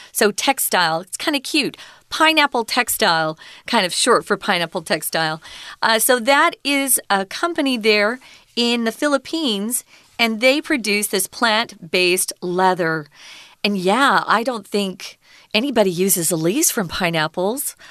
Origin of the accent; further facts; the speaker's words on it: Arizona, United States; I'm from Arizona, and we have a lot of cacti